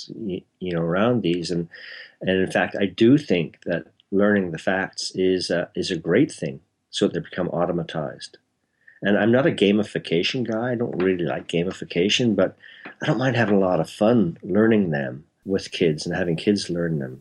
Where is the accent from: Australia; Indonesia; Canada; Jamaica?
Canada; Toronto, Ontario; born or raised there; also born or lived in Belfast, Northern Ireland